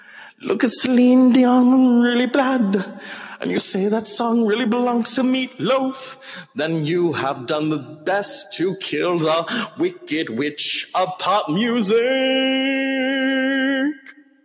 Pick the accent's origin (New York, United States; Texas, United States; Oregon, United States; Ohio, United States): Texas, United States; I'm from Texas, honey.